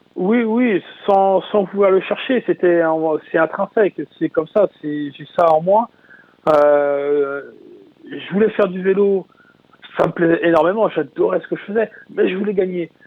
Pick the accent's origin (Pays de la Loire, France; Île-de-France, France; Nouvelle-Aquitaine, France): Pays de la Loire, France; Mayenne; chez moi en Mayenne